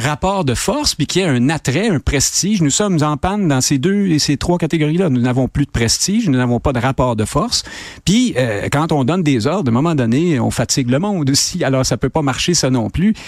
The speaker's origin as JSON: {"language": "French", "region": "Quebec", "country": "Canada", "said": "on est rendu Québécois, c'est une identité provinciale, mais pas seulement, on est Québécois francophone"}